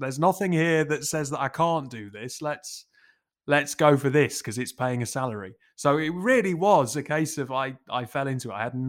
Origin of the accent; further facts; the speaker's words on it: Newcastle, North East England, United Kingdom; accent: Geordie; Despite the lack of accent, I'm a Geordie, very much kind of born and bred. Centre of Newcastle from the age of like 0 to 10.